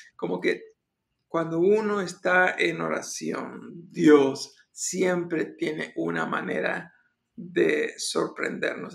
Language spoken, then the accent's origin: Spanish; Buenos Aires, Argentina; moved away; era un jovencito, estaba en mi país, Argentina, en la ciudad de Buenos Aires